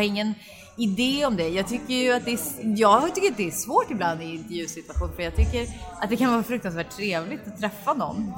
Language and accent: Swedish; Rotebro, Stockholm County, Sweden; also born or lived in Solna / New York; now in Stockholm, Sweden; född i Solna, uppvuxen i Rotebro, så mm. norr om stan